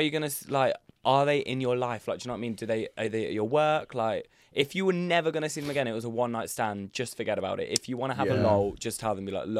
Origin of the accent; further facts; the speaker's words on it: Nuneaton, West Midlands, United Kingdom; I'm from Nuneaton